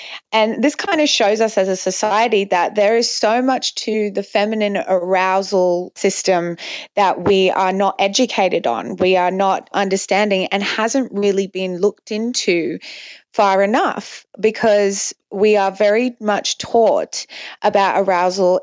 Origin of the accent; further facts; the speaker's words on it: Dubai, United Arab Emirates; I grew up in a Muslim country. I grew up in Dubai mainly